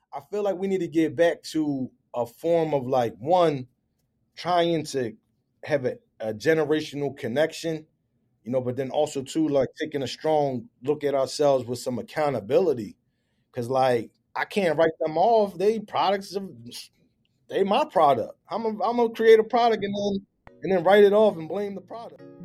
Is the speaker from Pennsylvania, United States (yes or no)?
yes; Philadelphia, Pennsylvania, United States; I was born and raised in the Philadelphia area, grew up, raised by my mother in the uptown section of the city